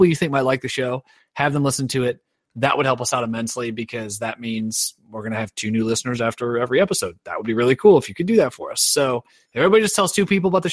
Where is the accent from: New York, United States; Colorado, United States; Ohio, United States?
Ohio, United States; I am from Ohio